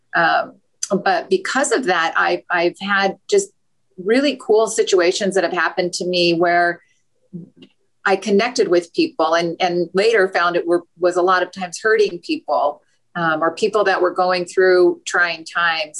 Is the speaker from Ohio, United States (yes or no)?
no; Utah, United States; I grew up in Utah.